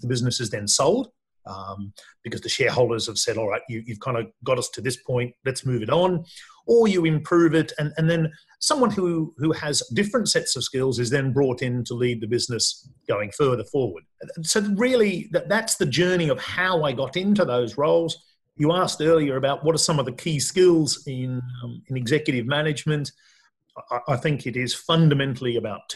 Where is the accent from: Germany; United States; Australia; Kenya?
Australia; now in United Kingdom; I'm Australian like yourself, but also a resident of the UK.